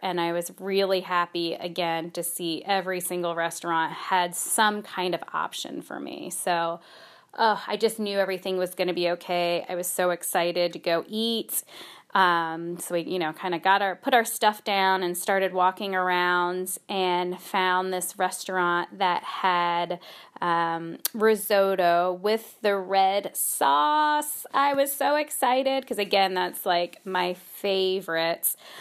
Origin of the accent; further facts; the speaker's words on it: United States; I feel so spoiled as an American. I don't speak any other languages